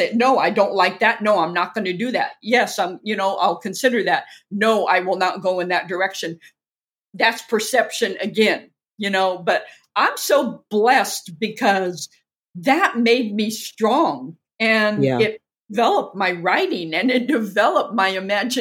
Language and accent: English; Orange County, Southern California, United States; moved away; also born or lived in Inglewood, California; I'm originally from Southern California. Born in Inglewood. And raised in Orange County